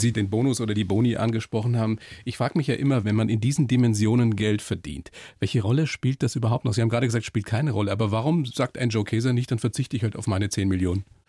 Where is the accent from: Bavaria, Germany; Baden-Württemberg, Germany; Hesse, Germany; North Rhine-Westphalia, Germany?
Bavaria, Germany; Upper Palatinate; bin selber aus der Oberpfalz